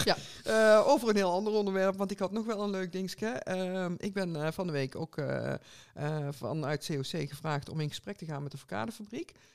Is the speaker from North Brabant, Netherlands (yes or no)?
yes; 's-Hertogenbosch, North Brabant, Netherlands; bij ons in Den Bosch